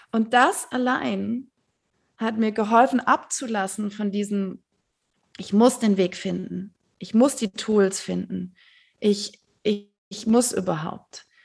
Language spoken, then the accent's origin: German; Stuttgart, Baden-Württemberg, Germany; now in Berlin, Germany; ich bin in Stuttgart aufgewachsen. Ich habe immer versucht, wegzugehen. Ich, ich, ich habe es nicht geschafft dort.